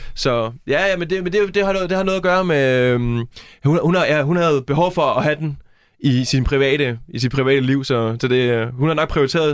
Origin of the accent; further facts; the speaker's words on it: Næstved, Zealand, Denmark; now in Jutland, Denmark; jeg er fra Næstved, men jeg bor i Jylland